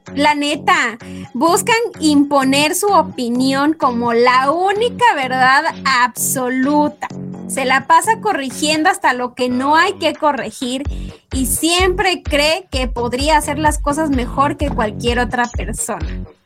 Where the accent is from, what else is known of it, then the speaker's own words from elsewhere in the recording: Mexico; somos las mexicanas